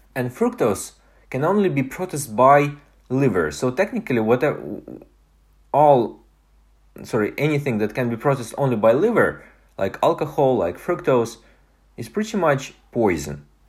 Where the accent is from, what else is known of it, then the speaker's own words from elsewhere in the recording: Estonia; moved away; my hometown in Estonia